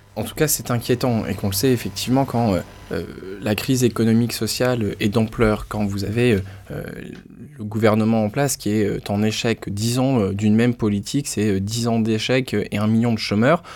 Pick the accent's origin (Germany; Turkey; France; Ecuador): France; Lille, Hauts-de-France; je viens de Lille, je connais bien le Nord, le Pas de calais